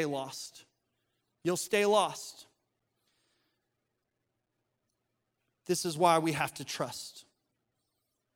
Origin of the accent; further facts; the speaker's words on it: Colorado, United States; now in the South, United States; Growing up in Colorado, in the mountains